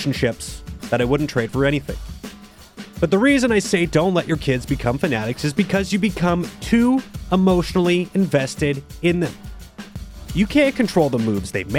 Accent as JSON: {"language": "English", "town": "Mississauga", "region": "Ontario", "country": "Canada", "tie": "born or raised there", "said": "I was born in Mississauga, the same hospital as John Tavares"}